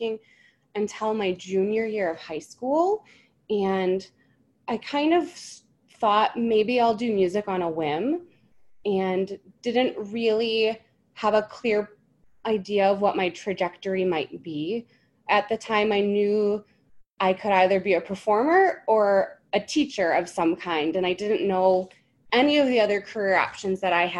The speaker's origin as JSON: {"language": "English", "region": "Michigan", "country": "United States", "tie": "born or raised there", "said": "I'm a Michigan native, Mitten State."}